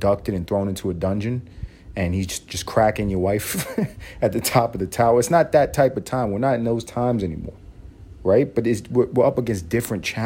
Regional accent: United States; because I'm American

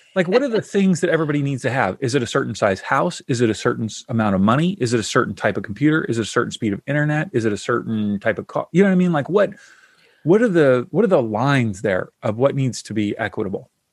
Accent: Kentucky, United States; now in Southern California, United States; I grew up in the South in Kentucky and so I grew up with, you know, lots of Southern food

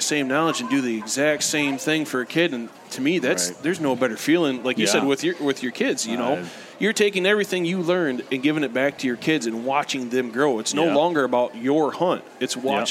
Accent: the Thumb, Michigan, United States; I grew up in the Thumb

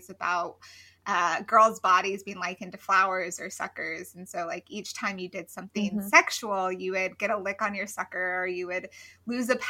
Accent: Colorado, United States; now in Athens, United States; I am from Colorado, but I currently reside in Athens, Georgia

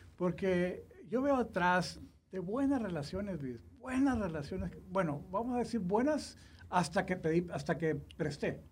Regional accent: Mexico; yo soy mexicano

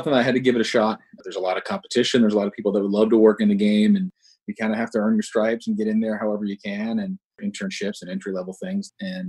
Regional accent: New England outside of Boston, Massachusetts, United States; moved away as an adult; now in Atlanta, United States; So I grew up in New England outside of Boston.

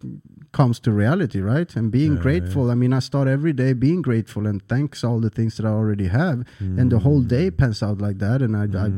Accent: Thailand; now in United States; because I'm from Thailand, Asia.

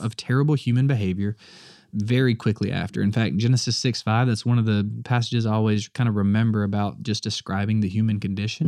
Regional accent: the South, United States; I'm the only Southerner in my family

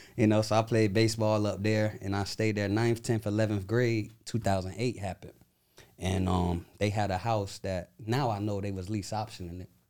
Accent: Tampa, Florida, United States; I'm from Tampa, Florida

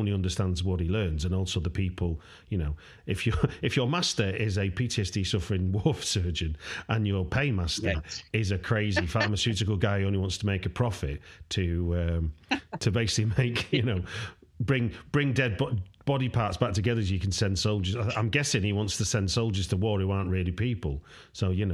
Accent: United Kingdom; as a British person

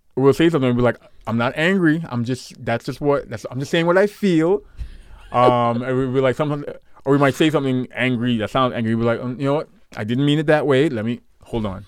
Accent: New York, United States; I grew up in New York

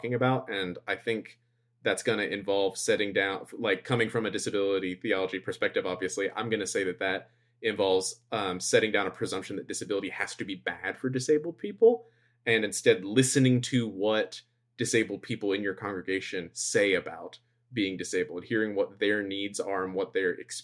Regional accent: United States; moved away; being American

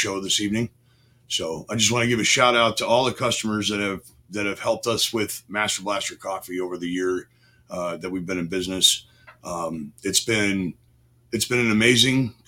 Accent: Chicago, Illinois, United States; I grew up in Chicago, one of four children from an Irish Catholic family

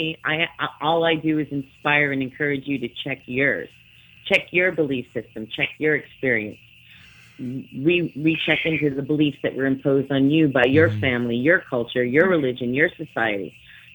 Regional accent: Martha's Vineyard, Massachusetts, United States; I grew up on Martha's Vineyard

